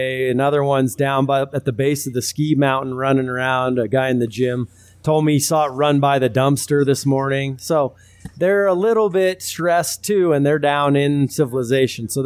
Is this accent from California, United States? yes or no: yes; California, United States; moved away; I was born in California in the city